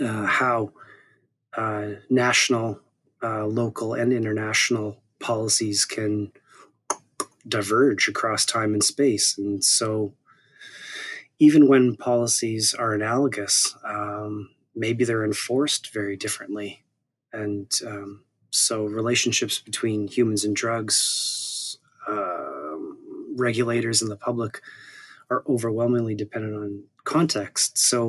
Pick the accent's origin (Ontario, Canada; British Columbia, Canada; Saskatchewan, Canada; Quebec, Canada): Saskatchewan, Canada; Saskatoon; The city's called Saskatoon in the province of Saskatchewan.